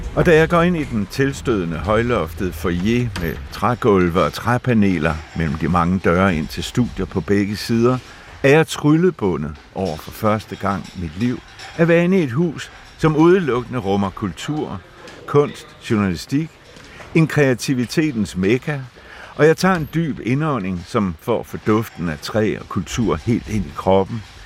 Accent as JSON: {"language": "Danish", "region": "West Zealand", "country": "Denmark", "tie": "born or raised there", "moved": "as an adult", "said": "inde i stuen derhjemme på Vestjylland"}